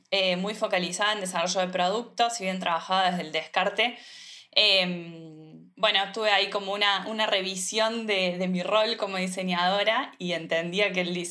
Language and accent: Spanish; Córdoba, Argentina; soy también diseñadora de indumentaria, soy de Córdoba Capital.